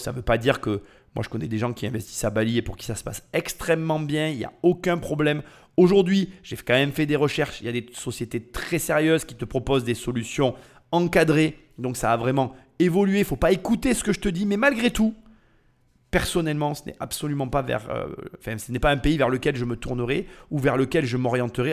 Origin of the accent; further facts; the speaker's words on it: France; nous en tant que Français